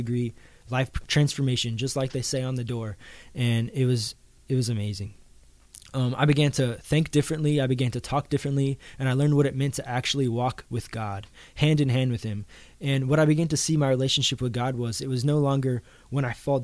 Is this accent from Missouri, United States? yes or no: yes; Missouri, United States; Growing up in the church that I grew up in Missouri